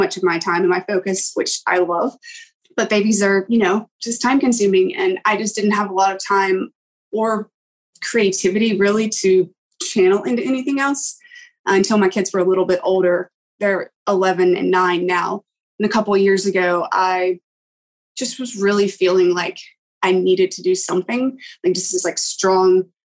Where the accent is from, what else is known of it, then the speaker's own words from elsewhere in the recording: East Coast of the US, United States; also born or lived in England; now in North Carolina, United States; I grew up on the East Coast of the US